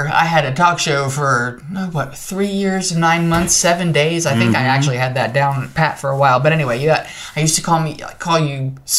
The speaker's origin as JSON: {"language": "English", "region": "New Jersey", "country": "United States", "said": "I'm from New Jersey"}